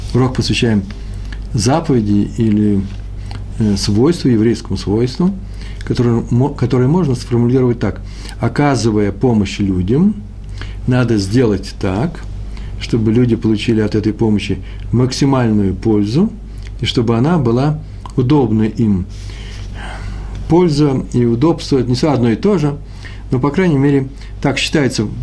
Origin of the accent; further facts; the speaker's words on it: Moscow, Russia; accent: Moscow; я москвич